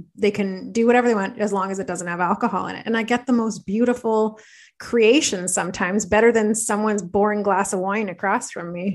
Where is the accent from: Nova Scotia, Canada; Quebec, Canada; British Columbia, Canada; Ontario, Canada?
Ontario, Canada; Belleville; I'm from Belleville